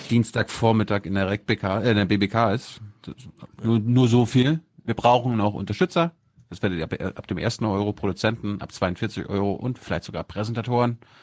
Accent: Mecklenburg-Vorpommern, Germany; Ich komme ja aus Mecklenburg

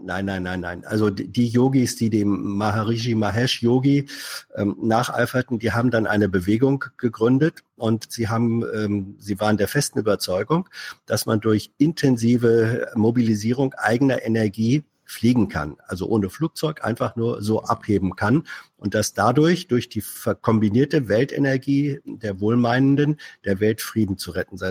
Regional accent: Northern Germany, Germany; als Norddeutscher

